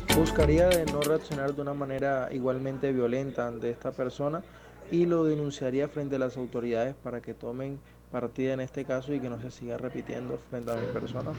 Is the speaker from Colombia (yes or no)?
yes; Plato, Magdalena, Colombia; los hombres de Plato Magdalena, donde yo nací, eh, crecemos escuchando